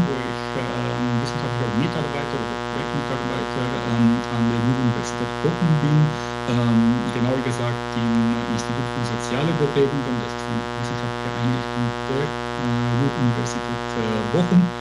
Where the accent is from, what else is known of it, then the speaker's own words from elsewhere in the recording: Bucharest, Romania; moved away as an adult; also ich bin 1984 geboren äh, in Bukarest, wie du schon gesagt hast. Ich komme aus Rumänien ähm, und ja, habe in Bukarest gelebt ähm, bis, ja, mehr oder weniger bis, äh, bis ich 22 Jahre alt war